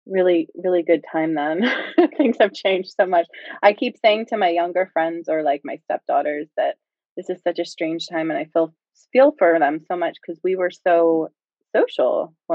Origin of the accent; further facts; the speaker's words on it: outside Philadelphia, Pennsylvania, United States; I'm right outside of Philly where I was raised, but spent a lot of time there.